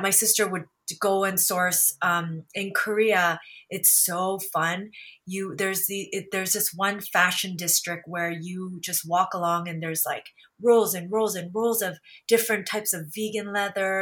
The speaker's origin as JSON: {"language": "English", "country": "Canada", "tie": "born or raised there", "said": "because my sisters and I grew up here in Canada"}